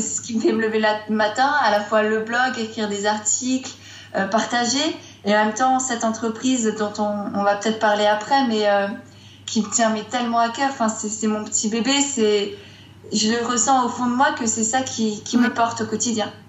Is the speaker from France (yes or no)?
yes; Strasbourg, Grand Est, France; moved away as an adult; now in Grenoble, France; je viens de Strasbourg